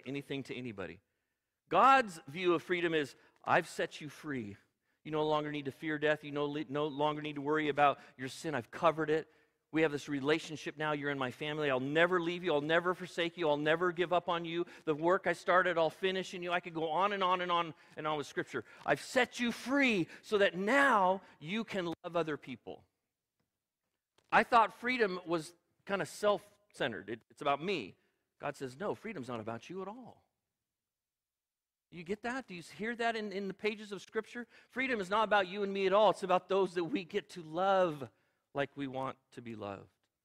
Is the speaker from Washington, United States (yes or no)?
no; California, United States; I'm an American. I'm a Californian